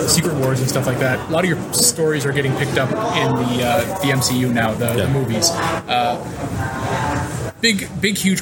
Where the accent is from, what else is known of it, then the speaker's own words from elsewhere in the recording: Canada; as a Canadian